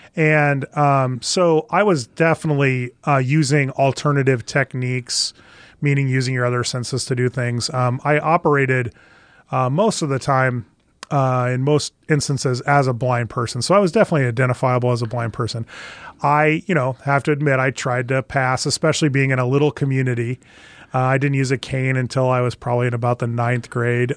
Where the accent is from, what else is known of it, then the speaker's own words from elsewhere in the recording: Valparaiso, Nebraska, United States; I did grow up in Nebraska. I grew up in a little town, uh, northwest of Lincoln, Valparaiso